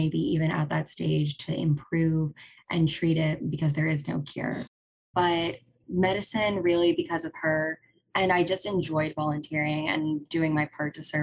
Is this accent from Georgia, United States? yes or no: yes; Augusta, Georgia, United States; I am from Augusta, Georgia, and I grew up with just my parents